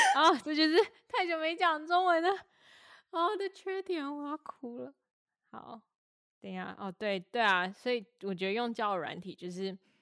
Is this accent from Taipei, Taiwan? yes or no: yes; Taipei, Taiwan; 我身为一个台北人，就又有一点是因为我可能从小在台北生活，长大